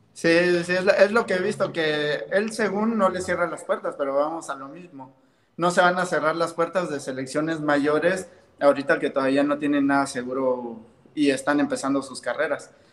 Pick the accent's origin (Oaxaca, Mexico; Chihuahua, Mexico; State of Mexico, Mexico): Oaxaca, Mexico; now in Mexico City, Mexico; Yo vivo en México, soy de Oaxaca, pero mis papás viven en Veracruz